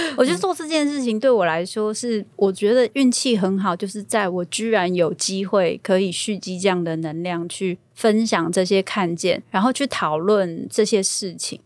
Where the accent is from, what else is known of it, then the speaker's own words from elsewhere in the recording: Taiwan; 我们台湾人这种朴实，然后要靠自己的性格